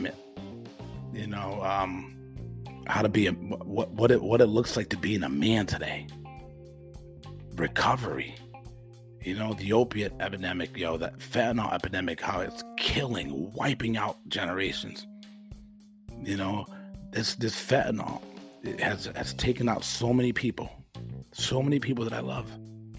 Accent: United States; I'm an American with conservative, you know, values

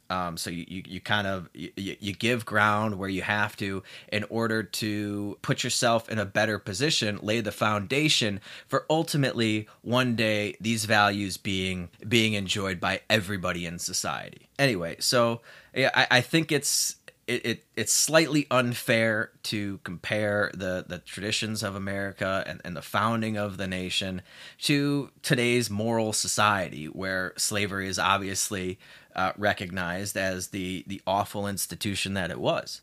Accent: United States; moved away as an adult; now in Mexico

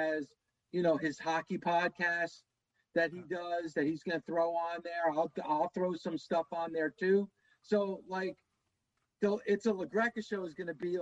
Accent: New Jersey, United States; my brother grew up a Devils fan, obviously, because we're from Jersey

